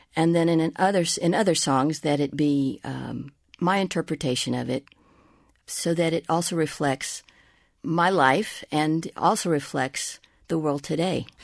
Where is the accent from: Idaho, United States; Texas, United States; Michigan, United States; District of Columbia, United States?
Texas, United States; Tejana; I am, you know, a Tejana, I am a Latina, I am an American.